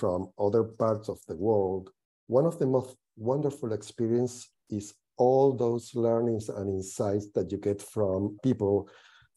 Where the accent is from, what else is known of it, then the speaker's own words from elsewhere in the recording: Argentina; moved away as an adult; also born or lived in Latin America / North America / Europe; I was born in Argentina, and I had the opportunity very early in my career to work and live in various places in Latin America, North America, and Europe